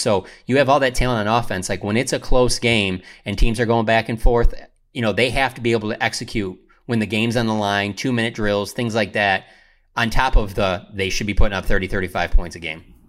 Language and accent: English; Detroit, Michigan, United States; growing up in Detroit